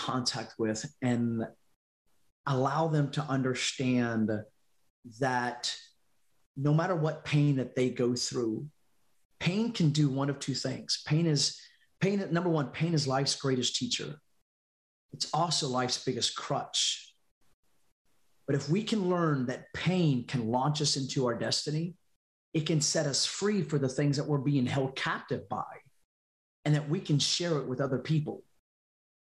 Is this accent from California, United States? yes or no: no; North Carolina, United States; moved away as an adult; now in Louisiana, United States; I moved to out of North Carolina, out of my hometown, and to Louisiana